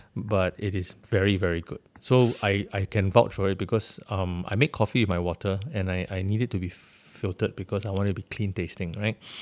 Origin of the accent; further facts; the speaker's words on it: Singapore; as a Singaporean